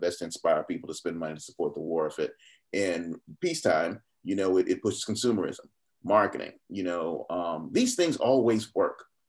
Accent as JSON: {"language": "English", "town": "Atlanta", "region": "Georgia", "country": "United States", "tie": "born or raised there", "also_born_or_lived": "Fulton County, Georgia", "said": "growing up in Southwest Atlanta"}